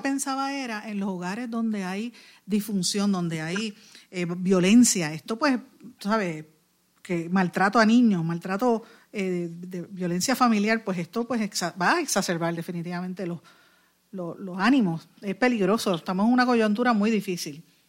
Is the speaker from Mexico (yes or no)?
no; Puerto Rico; como mamá y como, como puertorriqueña